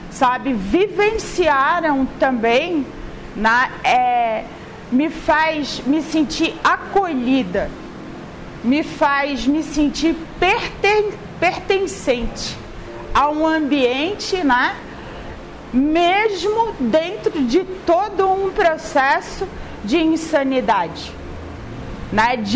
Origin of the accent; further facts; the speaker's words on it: Florianópolis, Santa Catarina, Brazil; Gente, eu não sou carioca, sou manezinha, sou lá de Florianópolis, tá? É, o meu arrastar de voz, assim, já para explicar, né?